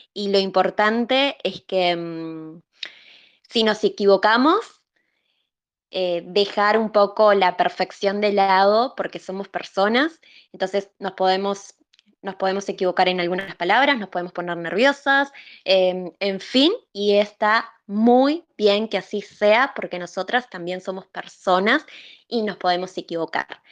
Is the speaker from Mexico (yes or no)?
no; Uruguay; soy de Uruguay y también soy terapeuta